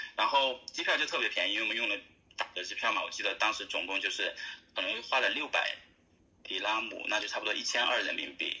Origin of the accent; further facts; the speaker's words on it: Chongqing, China; moved away as an adult; also born or lived in Qatar / Dubai / Sydney / Perth; now in Australia; 我本身是重庆人